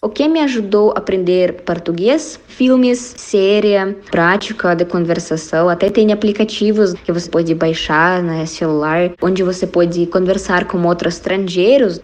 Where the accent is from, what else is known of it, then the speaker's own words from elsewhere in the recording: Kazan, Tatarstan, Russia; Portuguese is a second language; moved away as an adult; now in Paraná, Brazil; Eu sou russa, sou da Rússia, da cidade Kazan, que localiza na República Tataristão. E agora, atualmente, eu moro no sul do Brasil, estado do Paraná